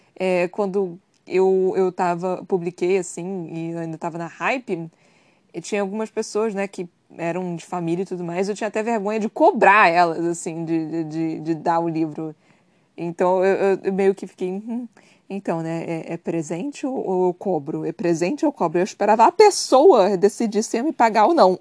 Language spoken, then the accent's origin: Portuguese; Brazil; eu sou brasileira